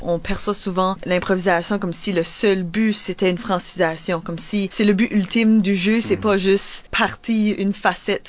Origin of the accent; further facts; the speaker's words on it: New Brunswick, Canada; peut-être du monde du sud-est, comme, comme moi